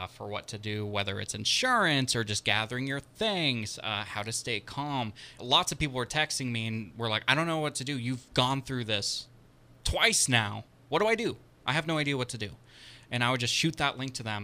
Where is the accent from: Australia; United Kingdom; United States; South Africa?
United States; Puyallup, Washington; moved away as an adult; now in Sonoma County, United States; The fairgrounds where I grew up is on fire. And everywhere around this little community that I spent 18 years at is dealing with wildfires.